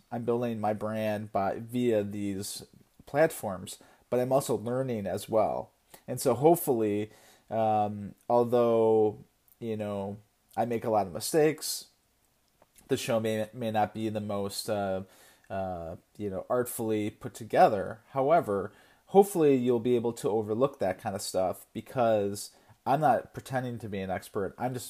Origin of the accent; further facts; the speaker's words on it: Connecticut, United States; I'm from Connecticut